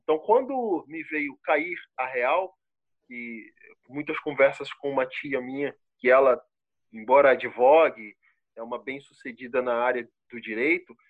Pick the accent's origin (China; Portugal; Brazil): Brazil; Rio de Janeiro; accent: carioca; moved away as an adult; also born or lived in Brusque, Santa Catarina; now in Botuverá, Brazil; eu sou carioca, eu ainda tenho um pouco do sotaque